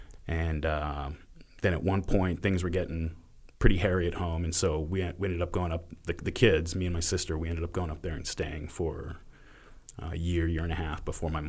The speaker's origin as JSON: {"language": "English", "town": "Stockton", "region": "California", "country": "United States", "tie": "born there", "said": "I came from all over. I was born in Stockton, California."}